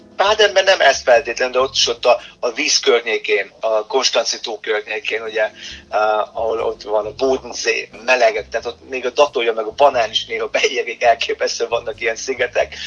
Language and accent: Hungarian; Germany; moved away; Mint, mint született német